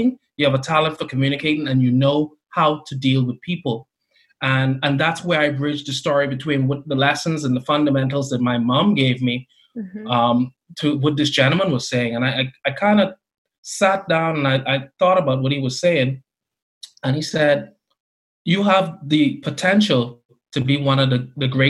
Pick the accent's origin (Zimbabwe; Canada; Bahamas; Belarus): Bahamas; I grew up in the Bahamas